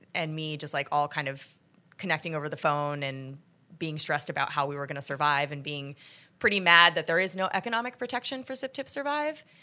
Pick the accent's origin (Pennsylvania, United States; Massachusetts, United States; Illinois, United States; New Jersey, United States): New Jersey, United States; also born or lived in New York City / Philadelphia; now in New York, United States; I was born here, but I moved down to South Jersey and went to college in Philly